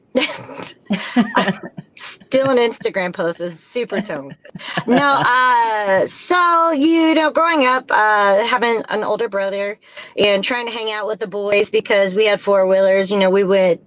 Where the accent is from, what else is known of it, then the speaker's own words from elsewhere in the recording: southern Indiana, United States; So we moved southern Indiana to 188 acres on a farm.